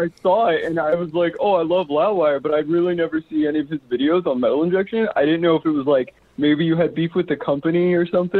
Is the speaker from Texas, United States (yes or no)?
yes; Dallas, Texas, United States